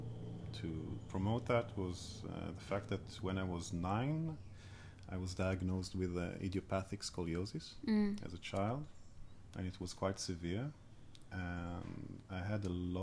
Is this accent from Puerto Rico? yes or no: no; Israel; growing up in Israel, you go to the military as well